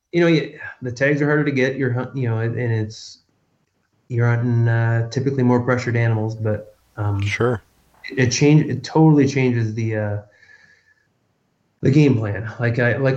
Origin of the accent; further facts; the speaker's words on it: Michigan, United States; I grew up in Michigan